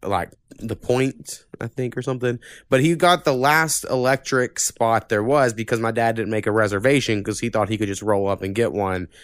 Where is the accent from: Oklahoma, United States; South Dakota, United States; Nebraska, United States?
Oklahoma, United States; this is my hometown